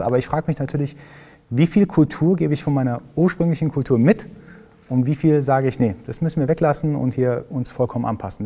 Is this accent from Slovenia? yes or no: no; Iran; now in Germany; ich komme aus dem Iran